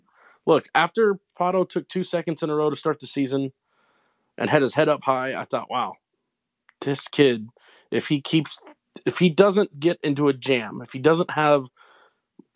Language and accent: English; Long Beach, California, United States; it's my hometown. It's where I was born